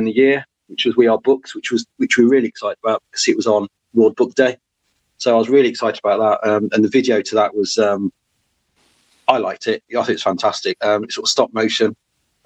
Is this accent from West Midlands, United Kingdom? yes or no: yes; Wolverhampton, West Midlands, United Kingdom; I'm actually from Wolverhampton.